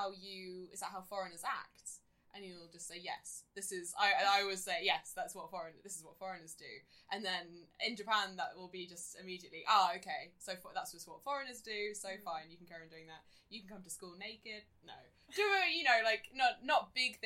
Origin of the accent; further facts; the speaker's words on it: United Kingdom; moved away; Like, I've never felt particularly, like, British. But then here, I'm seen as being British.